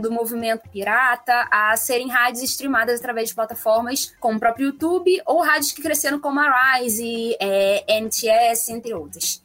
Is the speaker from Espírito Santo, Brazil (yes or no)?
no; Nova Iguaçu, Rio de Janeiro, Brazil; Eu sou de Nova Iguaçu